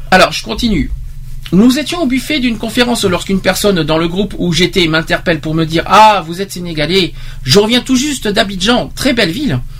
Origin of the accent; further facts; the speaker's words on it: Romania; French is a second language; d'habitude les gens me demandent mes origines en précisant que j'ai un léger accent charmant. Presque chaque fois que je réponds je suis roumaine